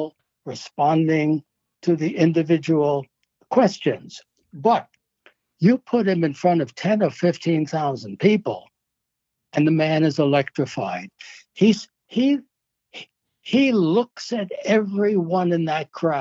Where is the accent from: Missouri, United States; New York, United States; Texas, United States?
New York, United States; New York City; moved away as an adult; I grew up in New York. First 27 years of my life and my wife's life were in New York.